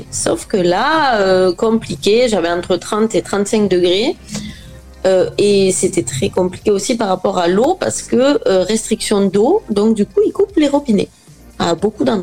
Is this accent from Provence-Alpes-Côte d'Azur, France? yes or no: no; Occitania, France; De l'Aveyron.